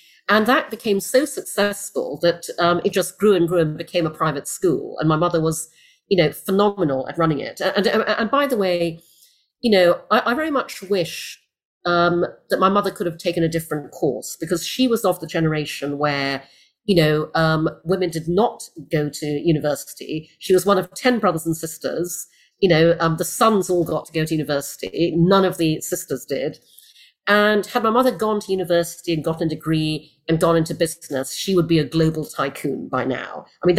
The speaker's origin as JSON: {"language": "English", "country": "Brunei", "tie": "born or raised there", "also_born_or_lived": "United Kingdom", "said": "And I grew up in Brunei, in Borneo, in Asia, where my parents moved when I was six, after I was born in the UK."}